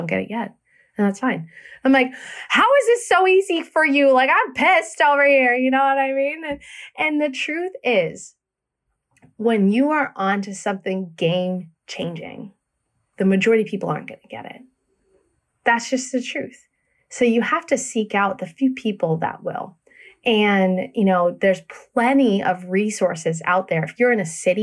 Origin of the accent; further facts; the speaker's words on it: Fredericksburg, Virginia, United States; moved away as an adult; also born or lived in Minnesota / San Francisco; now in Memphis, United States; So we were born and raised in Virginia, Fredericksburg.